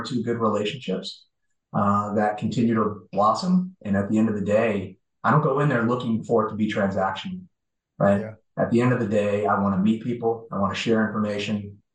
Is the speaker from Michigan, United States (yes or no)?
yes; just outside of Detroit, Michigan, United States; moved away; I grew up just outside of Detroit. Born and raised, and a lot of hardworking folks back there